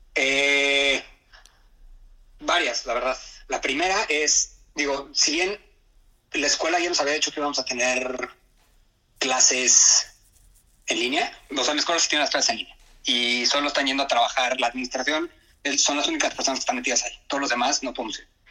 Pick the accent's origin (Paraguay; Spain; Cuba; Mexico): Mexico; moved away as an adult; now in Nagoya, Japan; estoy yo que de México